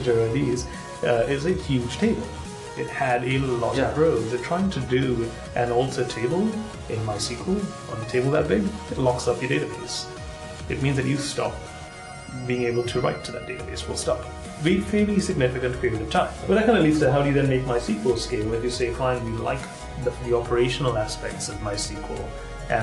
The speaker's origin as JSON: {"language": "English", "country": "Sri Lanka", "tie": "born or raised there", "moved": "yes", "lives_now": "San Francisco, United States", "said": "So I grew up in Sri Lanka, and in Sri Lanka, in the mid 90s"}